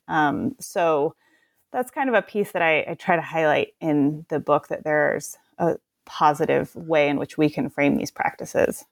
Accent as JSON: {"language": "English", "town": "Portland", "region": "Oregon", "country": "United States", "said": "I'm from the Portland area"}